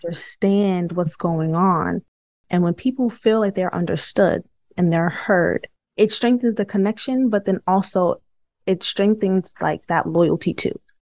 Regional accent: New York City, New York, United States; I'm from Brooklyn too

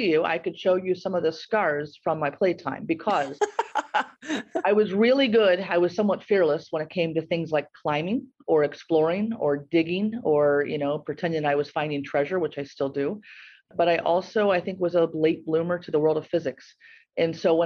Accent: Gallipolis, Ohio, United States; now in Columbus, United States; I grew up in Gallipolis, and I had this kind of awesome upbringing. And for those, listeners from around the world, Gallipolis is at the southernmost point

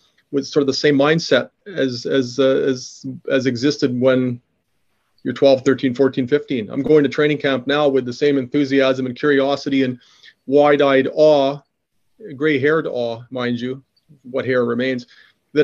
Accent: Regina, Saskatchewan, Canada; Growing up in Regina

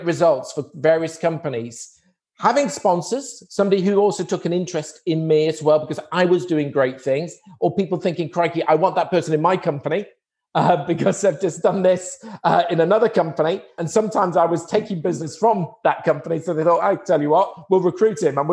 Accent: Wrexham, Wales, United Kingdom; I was born in a town in Wales, Wrexham. So, and I grew up in Wrexham

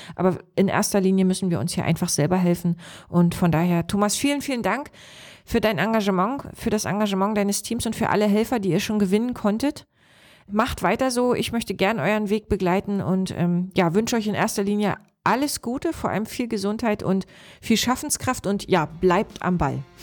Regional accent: Lower Lusatia, Brandenburg, Germany; Unser Landkreis hier, Spree-Neiße, Cottbus, Oberspreewald-Lausitz, wir sind mit die Region in Brandenburg mit der höchsten Hochaltrigkeit.

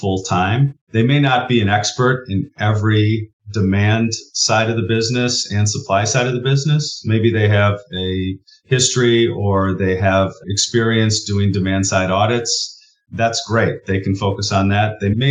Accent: Wisconsin, United States; growing up in Wisconsin

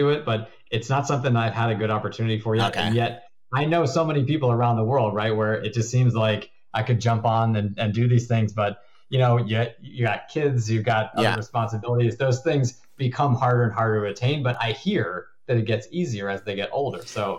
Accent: Connecticut, United States; No, I'm from Connecticut, actually, originally. So I think that in the U.S., that's one of the places where there's not really an accent.

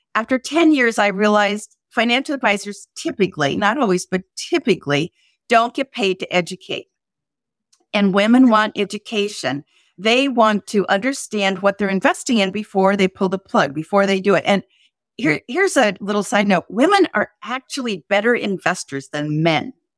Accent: South Dakota, United States; I was brought up in South Dakota

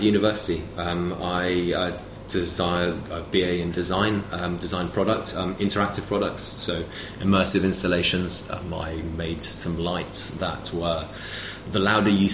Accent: London, United Kingdom; also born or lived in Paris; I grew up mainly in London, to be honest with you. I went to school here

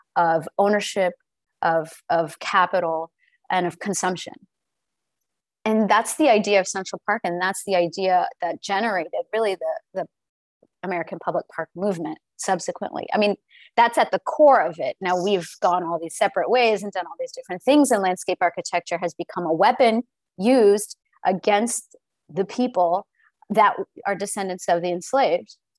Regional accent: the South, United States; being born and raised in the South myself

